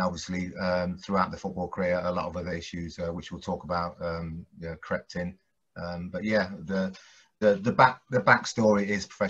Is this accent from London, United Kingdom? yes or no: no; Coventry, West Midlands, United Kingdom; also born or lived in Bristol; growing up in Coventry